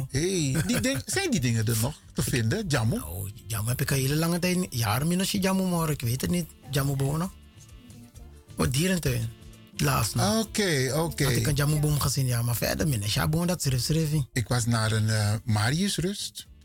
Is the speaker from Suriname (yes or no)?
yes; Lelydorp, Wanica, Suriname; Geboren in Lelydorp. Oké. Vanaf, eh, en heb daar gewoond tot mijn vijfde jaar en daarna in Ballona.